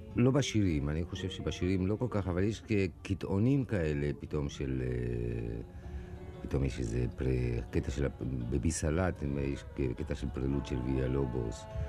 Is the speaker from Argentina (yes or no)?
yes; Argentina; first language Spanish; Hebrew is a second language; now in Israel; מספרדית, שזאת שפת האם שלי, והשורשים המוזיקליים שלי זה משם, מארגנטינה